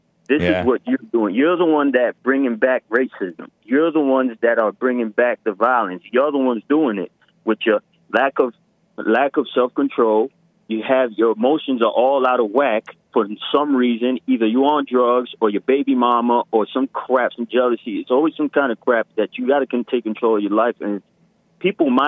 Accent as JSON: {"language": "English", "town": "New York City", "region": "New York", "country": "United States", "tie": "born or raised there", "said": "I grew up in Brooklyn, and we had metal detectors and police officers in school"}